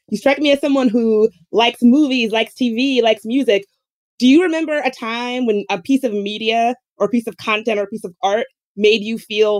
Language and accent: English; the South, United States; I grew up in the South and I grew up with my uncles making gay jokes and using slurs